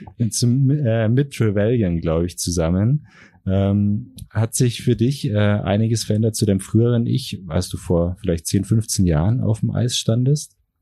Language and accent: German; Allgäu, Germany; Ich komme selber aus dem Allgäu